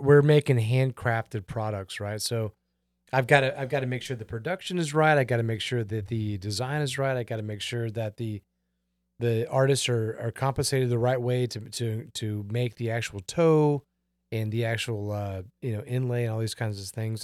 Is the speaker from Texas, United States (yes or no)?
yes; Houston, Texas, United States; I'm from Houston, Texas